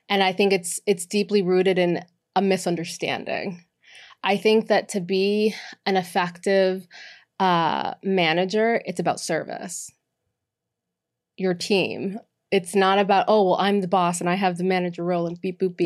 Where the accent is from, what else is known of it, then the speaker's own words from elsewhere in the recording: Boston, Massachusetts, United States; moved away; also born or lived in Miami; born and raised in, uh, Boston, Massachusetts